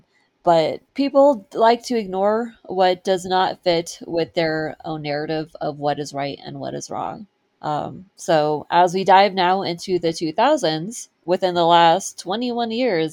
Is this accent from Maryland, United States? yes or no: no; California, United States; I grew up in California